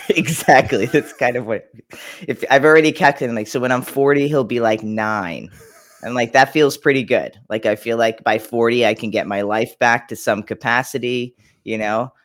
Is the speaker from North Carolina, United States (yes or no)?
no; Long Island, New York, United States; born in New York, Long Island